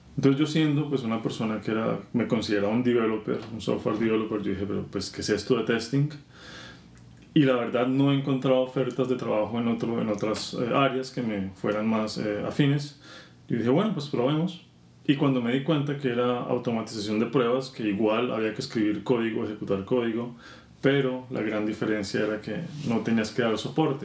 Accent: Bogotá, Colombia; moved away; yo soy colombiano, nací y crecí en Bogotá

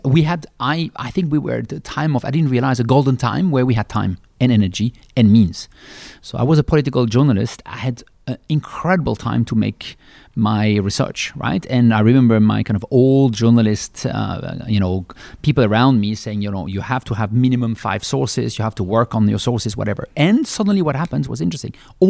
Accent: Switzerland; English is a second language; I'm from Switzerland. I'm a classical Swiss male

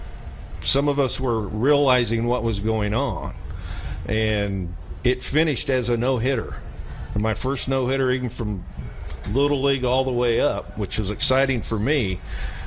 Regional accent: Western Kansas, United States; I come from Western Kansas

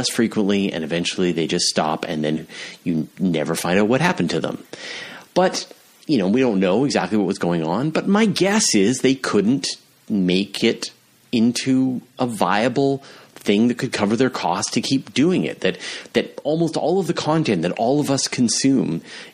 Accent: Canada; I'm from Canada

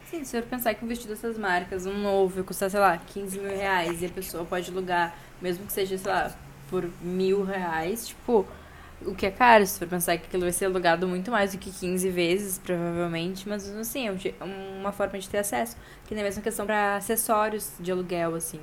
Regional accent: Porto Alegre, Rio Grande do Sul, Brazil; accent: gaúcho; ele fica muito chocado com o nosso sotaque

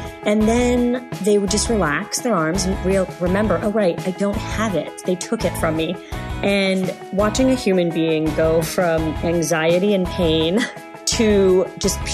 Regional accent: Los Angeles, California, United States; also born or lived in Canada; I am an Angeleno. I grew up in Los Angeles. I am also a Canadian. I lived there for about 15 years

